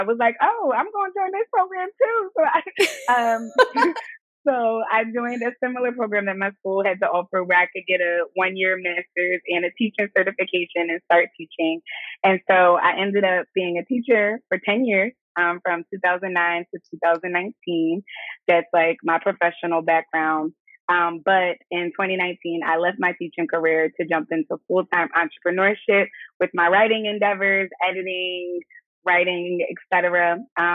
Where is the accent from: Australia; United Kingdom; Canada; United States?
United States; Philadelphia, Pennsylvania; also born or lived in Pittsburgh; I'm born and raised in Philadelphia. That's where I come from. That's where I currently reside